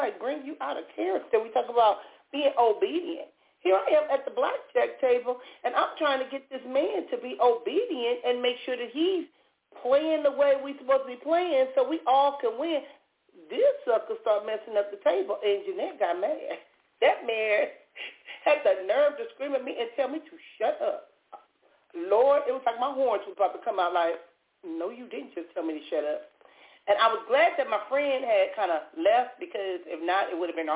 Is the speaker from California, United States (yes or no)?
yes; Compton, California, United States; when I was younger growing up in Compton, we either went to church or we went to the liquor store